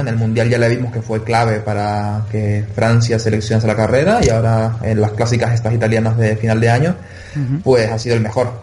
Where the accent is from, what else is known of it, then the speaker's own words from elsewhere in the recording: Canary Islands, Spain; accent: Canarian; mi acento canario